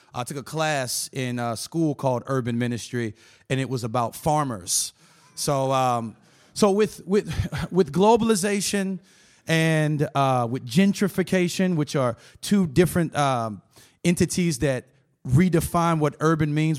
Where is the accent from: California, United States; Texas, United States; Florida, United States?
Florida, United States; Tampa; I'm from Tampa, Florida